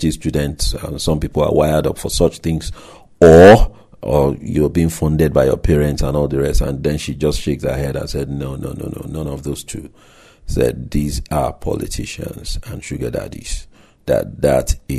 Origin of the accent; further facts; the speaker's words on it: Nigeria; moved away; my home country, Nigeria